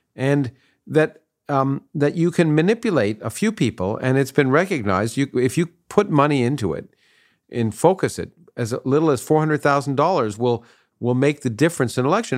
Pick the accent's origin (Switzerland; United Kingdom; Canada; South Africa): Canada; now in United States; I grew up in Canada, so I grew up in a parliamentary system, and then, and then I, I moved to the United States